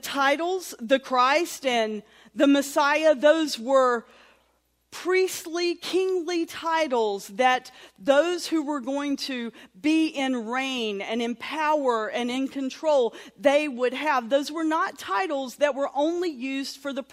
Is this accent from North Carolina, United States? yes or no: yes; Sawmills, North Carolina, United States; born or raised there; also born or lived in Durham, North Carolina / Roxboro, North Carolina